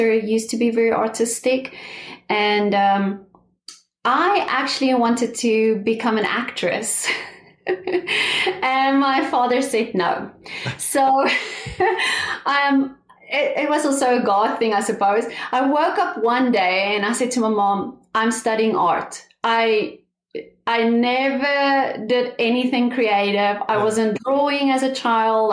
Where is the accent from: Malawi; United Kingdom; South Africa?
South Africa; moved away as an adult; now in Oklahoma, United States; I'm originally from South Africa. I moved to America about 5 years ago